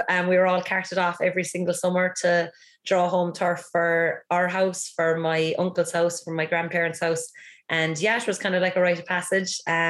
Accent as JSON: {"language": "English", "town": "Rockchapel", "region": "Munster", "country": "Ireland", "tie": "born or raised there", "said": "I grew up in Rockchapel, which is a small village in North Cork. So it's been near Newmarket, Kenturk direction."}